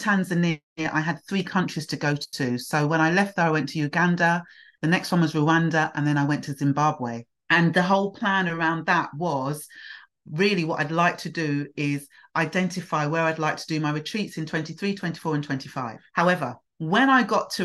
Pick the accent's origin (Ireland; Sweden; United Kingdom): United Kingdom; Hastings, South East England; also born or lived in London / Nigeria (heritage); now in Bromley, United Kingdom; I actually grew up in Hastings, which was East Sussex, and I was there as a baby.